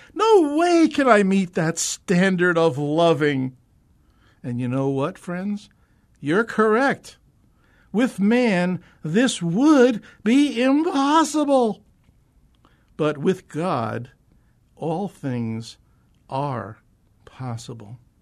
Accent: Northeastern New Jersey, United States; moved away as an adult; now in Phoenix, United States; I'm a transplant from the East Coast. The real East Coast, that is. You know, the Eastern Seaboard, Northeastern New Jersey, and the New York City metro area

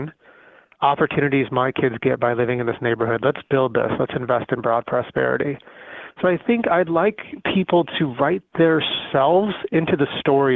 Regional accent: Arizona, United States; moved away; also born or lived in San Jose, California; I was born in San Jose, actually, but I was raised in a little town in Arizona, and I grew up poor

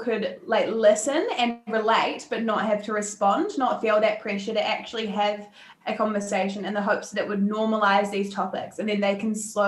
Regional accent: Wellington, New Zealand; also born or lived in Otago; I grew up in Wellington

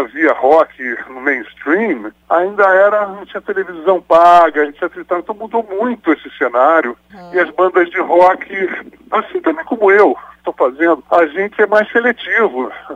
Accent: Brazil; eu nasci no Brasil

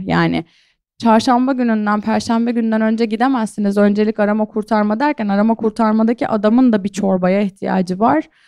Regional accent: İskenderun, Hatay, Turkey; Ben zaten işte Hataylıyım, İskenderunluyum

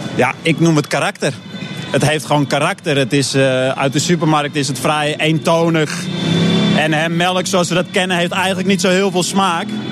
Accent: Netherlands; als Hollander uit het Veenweidegebied

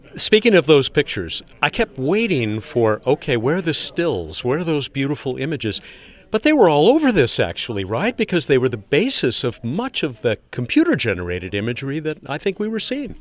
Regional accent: San Diego, California, United States; my hometown, San Diego

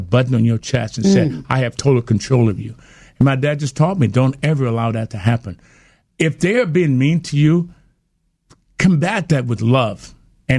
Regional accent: Alabama, United States; we had confrontations all the time growing up in Alabama with the racial issues

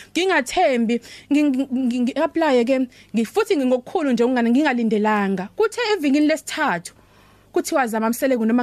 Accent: South Coast, KwaZulu-Natal, South Africa; also born or lived in Durban; ikakhulukazi la ngiphuma khona kwanyuswa iSouth Coast

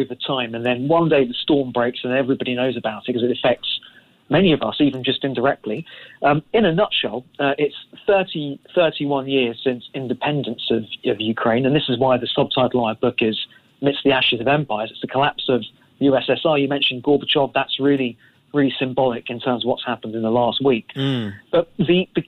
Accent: London, United Kingdom; I'm a Londoner

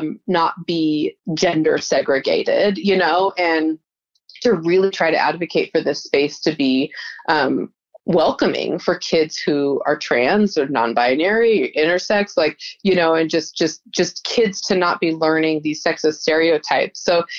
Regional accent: Utah, United States; Yeah, so we came from Utah, which is a pretty conservative state, because there's a religious majority of Mormons, and they tend to be just, I mean, I grew up in the Mormon church

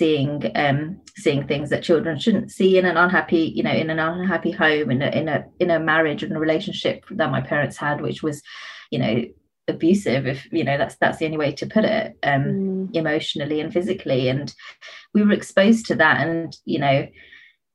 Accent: United Kingdom; Being a British Asian is really sort of a constant flip between, you know, your Western life and your Eastern cultural roots

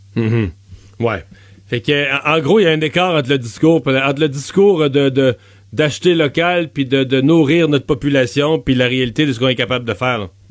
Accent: Bas-Saint-Laurent, Quebec, Canada; mon coin de pays, dans le bas du fleuve

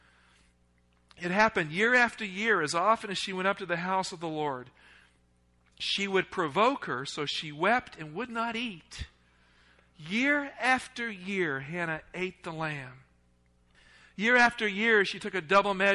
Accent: the South, United States; accent: Southern; I grew up in the South

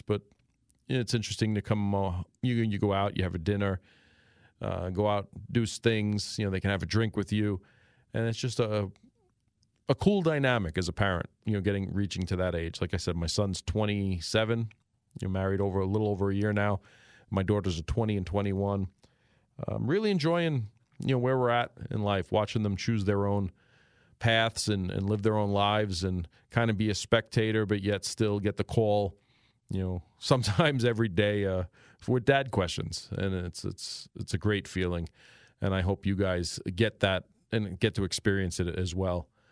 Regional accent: New York City, New York, United States; moved away; I was born and raised in New York City twenty-seven years through its worst and best times

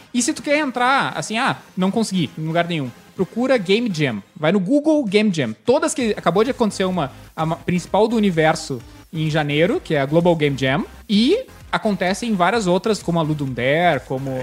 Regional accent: Porto Alegre, Rio Grande do Sul, Brazil; now in São Paulo, Brazil; Eu sou de Porto Alegre.

